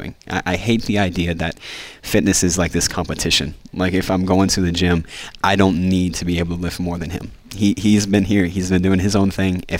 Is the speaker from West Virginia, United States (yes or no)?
yes; West Virginia, United States; I'm a redneck from West Virginia.